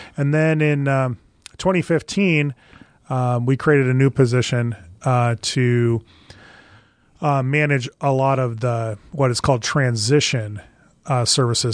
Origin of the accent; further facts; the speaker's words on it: Valparaiso, Nebraska, United States; I did grow up in Nebraska. I grew up in a little town, uh, northwest of Lincoln, Valparaiso